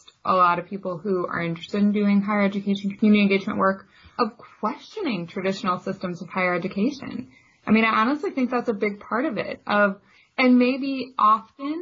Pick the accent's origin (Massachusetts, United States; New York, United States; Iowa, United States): Iowa, United States; I grew up in Iowa pretty comfortably middle class